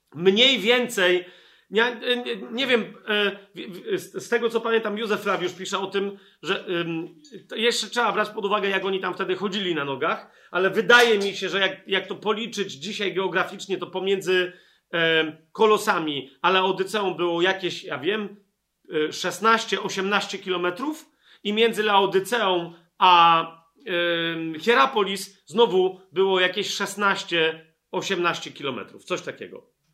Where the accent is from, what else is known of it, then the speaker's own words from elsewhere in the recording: Poland; z Polski